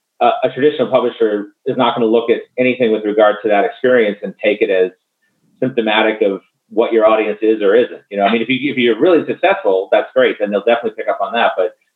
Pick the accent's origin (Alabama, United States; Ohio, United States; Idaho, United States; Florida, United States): Florida, United States; Tallahassee; in my hometown, Tallahassee, Midtown Reader.